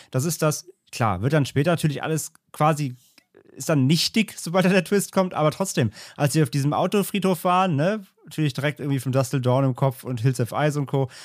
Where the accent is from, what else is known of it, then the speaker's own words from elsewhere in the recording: Germany; als Deutscher